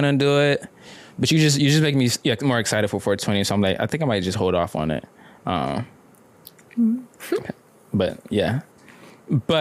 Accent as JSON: {"language": "English", "town": "Atlanta", "region": "Georgia", "country": "United States", "said": "I'm from Atlanta"}